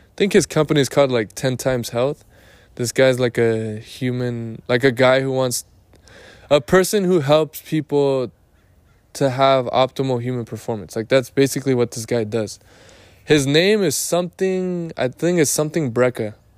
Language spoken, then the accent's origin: English; Lake Elsinore, California, United States; I am in my hometown, which is Lake Elsinore